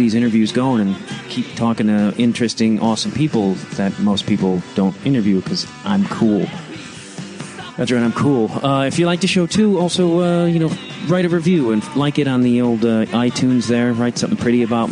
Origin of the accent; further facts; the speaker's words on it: Chicago, Illinois, United States; I'm from Chicago